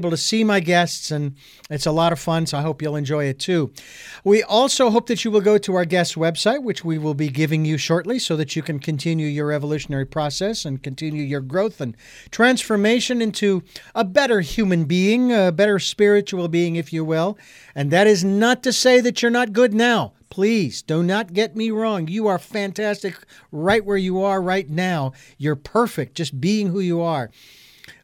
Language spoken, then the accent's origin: English; Arizona, United States; now in Santa Barbara, United States; I'm originally from Arizona